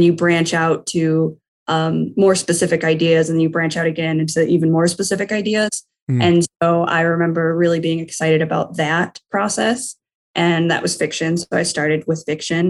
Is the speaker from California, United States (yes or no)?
no; Detroit, Michigan, United States; I am from Metro Detroit, so Michigan. Currently, I live in Livonia, Michigan.